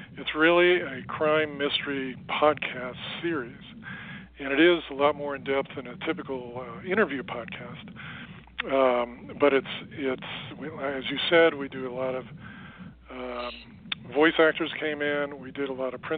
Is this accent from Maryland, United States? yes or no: no; Los Angeles, California, United States; I grew up in Los Angeles, in and around the entertainment industry